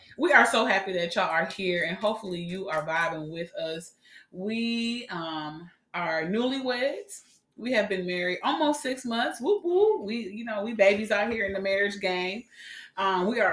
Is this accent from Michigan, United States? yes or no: no; New York, United States; I'm from New York